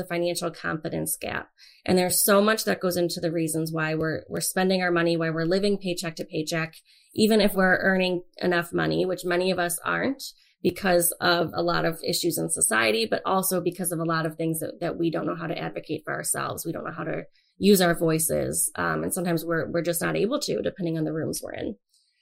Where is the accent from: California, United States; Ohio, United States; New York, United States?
Ohio, United States; Avon; also born or lived in Cleveland, Ohio; I grew up in a small town, Avon, Ohio, which is growing all the time